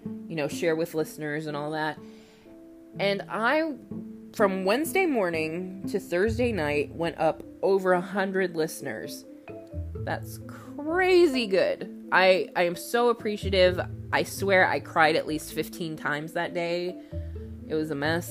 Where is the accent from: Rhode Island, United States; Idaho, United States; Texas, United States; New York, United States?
Texas, United States; Austin; we're both from the Austin area, this is a local case for us